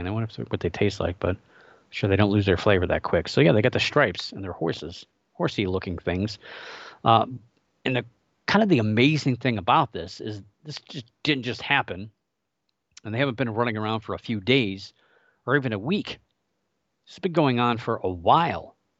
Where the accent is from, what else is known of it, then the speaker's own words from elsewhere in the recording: Ohio, United States; moved away; my home state of Ohio